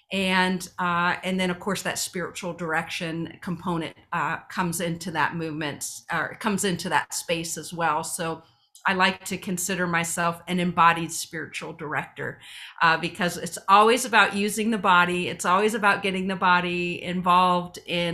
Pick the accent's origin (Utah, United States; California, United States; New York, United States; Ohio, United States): Ohio, United States; I'm from Ohio